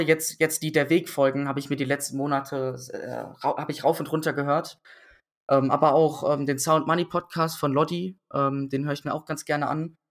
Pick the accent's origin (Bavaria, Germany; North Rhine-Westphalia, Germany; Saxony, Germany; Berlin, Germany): North Rhine-Westphalia, Germany; Düsseldorf; ich bin in Düsseldorf dann aufgewachsen